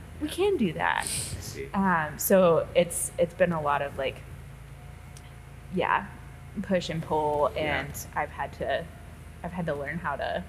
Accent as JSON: {"language": "English", "region": "Midwest", "country": "United States", "also_born_or_lived": "the South", "moved": "yes", "lives_now": "Seattle, United States", "said": "being a Midwesterner who lived in the South and then out here"}